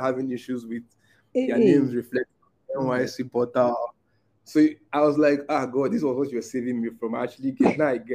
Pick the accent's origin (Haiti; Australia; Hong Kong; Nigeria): Nigeria; Port Harcourt, Rivers State; moved away as an adult; now in Abuja, Nigeria; I grew up in Port Harcourt